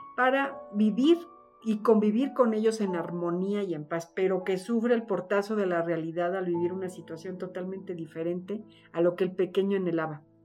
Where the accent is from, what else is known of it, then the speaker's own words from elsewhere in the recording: Mexico; Los mexicanos somos muy cálidos